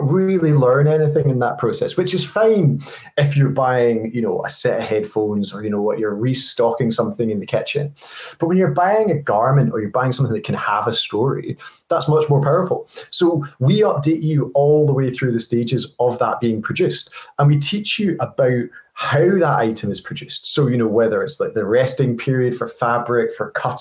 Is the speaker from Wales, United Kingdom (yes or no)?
no; Scotland, United Kingdom; I'm a Scottish guy